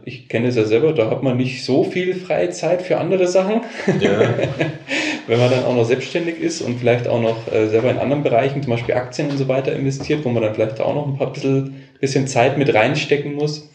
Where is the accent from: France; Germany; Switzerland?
Germany; Bavaria; hier bei uns in Bayern